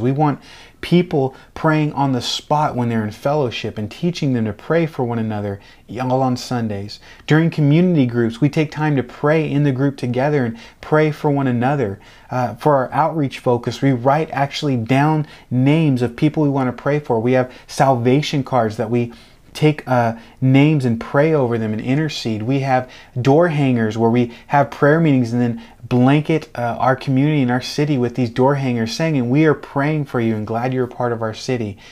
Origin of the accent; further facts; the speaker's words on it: outside Seattle, Washington, United States; moved away as an adult; now in Delray Beach, United States; I was raised outside side of, uh, Seattle in Washington State